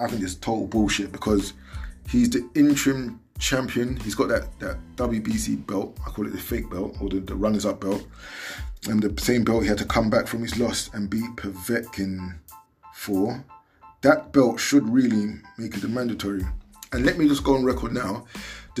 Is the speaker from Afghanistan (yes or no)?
no; United Kingdom; I'm a British black man, you know, of Nigerian descent, so I'm Nigerian born in Britain